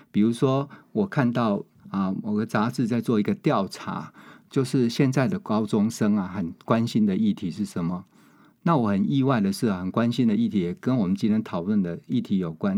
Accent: Changhua County, Taiwan; 我家乡在， 在彰化啦

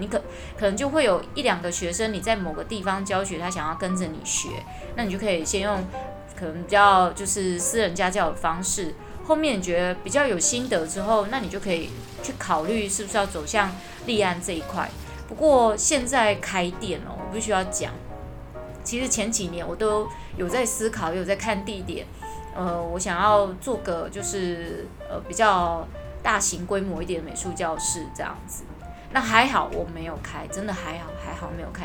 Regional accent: Taiwan; 我们台湾人的英文程度都不会太差

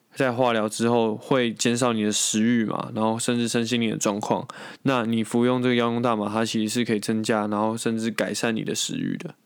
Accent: Taiwan; 在我们台湾人的既定印象中

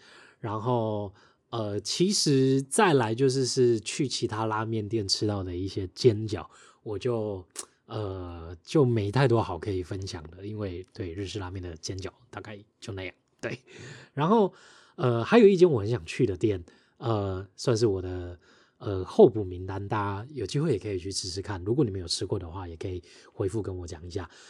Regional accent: Taiwan; 不是像我们台湾这边一样，你还很有肉的口感。

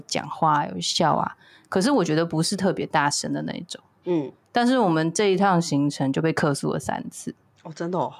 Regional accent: Taipei, Taiwan; 我从小就在台北长大

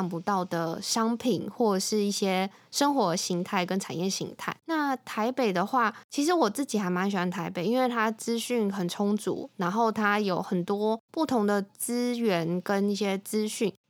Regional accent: Taipei, Taiwan; moved away as an adult; also born or lived in Kaohsiung / Tainan; 我是台北人，土生土长，因为一些契机，所以现在变成是高雄的媳妇。那工作地点是在台南。

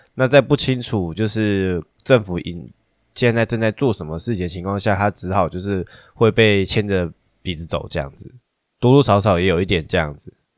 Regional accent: Taiwan; 我们台湾人很多人都奇怪的想法

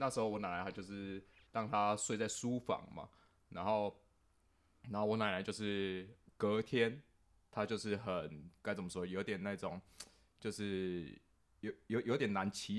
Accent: Taipei, Taiwan; 我从小就是我是在甚至在台北的新义新义区那个长大这样子，然后我家我以前我家就是住在那个等于是现在的信义

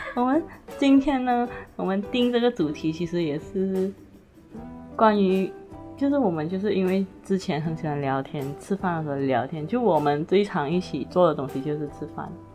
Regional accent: Malaysia; accent: Malaysian; 我们是来自马来西亚的华人。我们的华语当然不会很标准啦

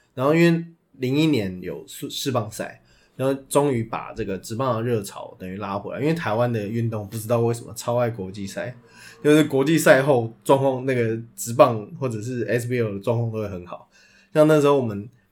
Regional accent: Taipei, Taiwan; 我是台北人

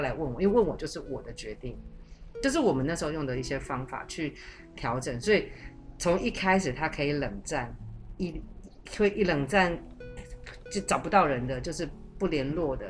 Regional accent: Taiwan; moved away as an adult; also born or lived in mainland China; 我在那个环境里面，我会被冠上我是台湾来的

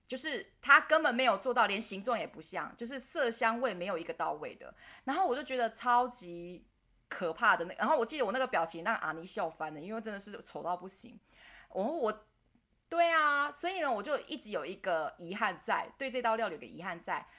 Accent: Taiwan; 我们台湾人

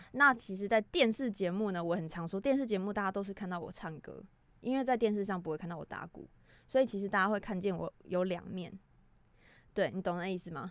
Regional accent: Taiwan; 我们台湾人

